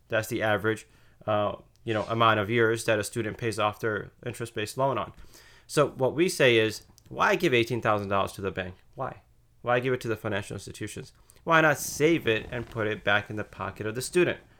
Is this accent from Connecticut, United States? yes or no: yes; Connecticut, United States; moved away as an adult; also born or lived in Indiana; I grew up in Connecticut, um, small town